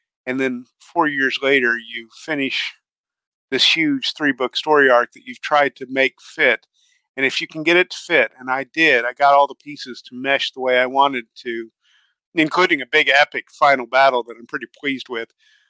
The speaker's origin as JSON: {"language": "English", "country": "Canada", "said": "At times, as the Canadian, if you go look at the Gray and Simcoe unit history"}